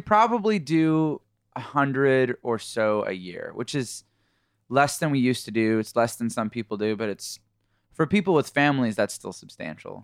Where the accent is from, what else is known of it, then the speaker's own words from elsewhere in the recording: Canada; moved away as an adult; now in United States; We're from Canada originally, and been in the U S for about thirteen years or something like